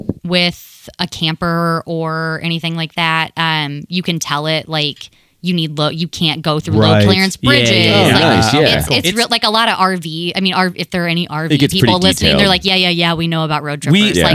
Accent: Ohio, United States; You guys, we're from Ohio.

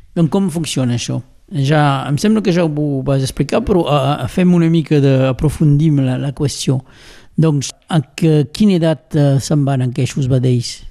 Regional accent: Rià, Occitania, France; Com sóc de Rià

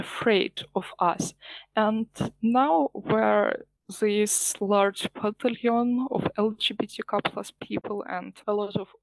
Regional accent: Ukraine; English is a second language; I'm from Ukraine.

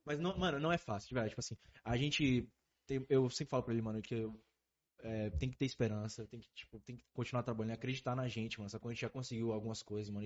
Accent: Northeast Region, Brazil; a gente é do Nordeste, então a gente falando da visão daqui

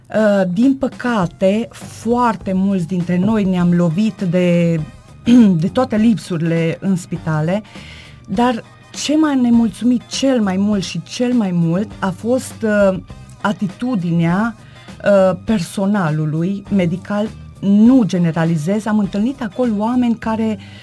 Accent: Târnăveni, Mureș County, Romania; moved away as an adult; now in Gothenburg, Sweden; am locuit în Târnăveni, uh, am plecat în străinătate acum 10 ani și m-am stabilit în Göteborg, Suedia

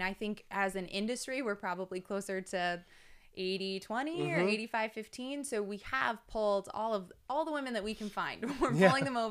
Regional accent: Texas, United States; I'm from Texas. I've been there.

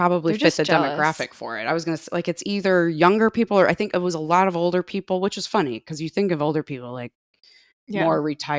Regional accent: Indiana, United States; one of the cool things about growing up in Northwest Indiana is a lot of our field trips involve the Indiana Dunes

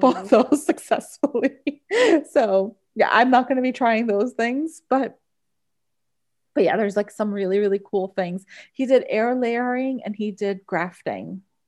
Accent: Bayonne, New Jersey, United States; we grew up in Bayonne

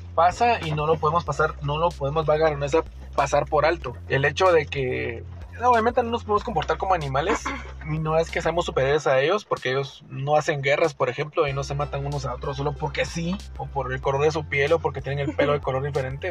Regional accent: Guatemala; yo, ciudadano guatemalteco

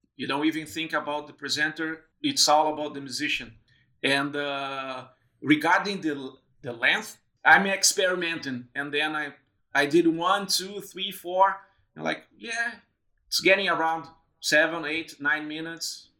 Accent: Brazil; moved away as an adult; also born or lived in Porto Alegre, Brazil / São Paulo, Brazil; now in Melbourne, Australia; I went back to Brazil. I moved from Porto Alegre to São Paulo

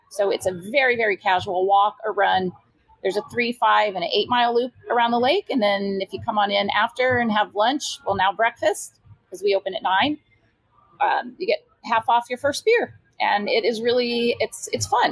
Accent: Iowa, United States; moved away as an adult; also born or lived in California; now in Tempe, United States; my roots, I'm from Iowa

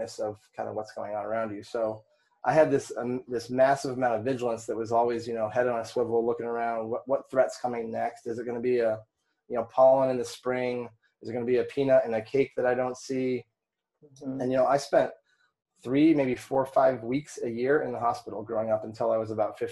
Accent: Vermont, United States; I grew up in Vermont.

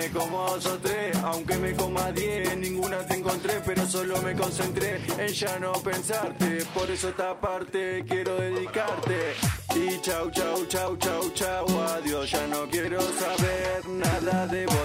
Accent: Gregorio de Laferrere, Buenos Aires Province, Argentina; Yo soy de La Ferrere, me queda un trayecto

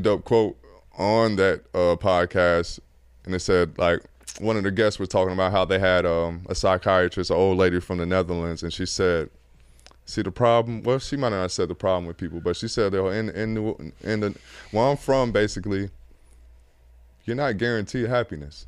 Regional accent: Atlanta, Georgia, United States; I'm from Atlanta

